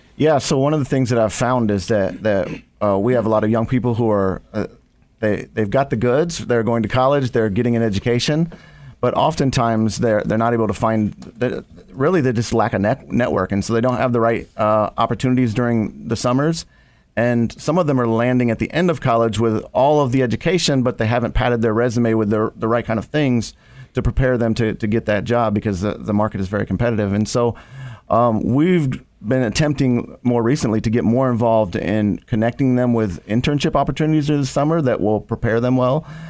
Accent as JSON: {"language": "English", "region": "Ohio", "country": "United States", "tie": "born or raised there", "moved": "yes", "lives_now": "Chicago, United States", "said": "I didn't grow up in Chicago. I grew up in Ohio"}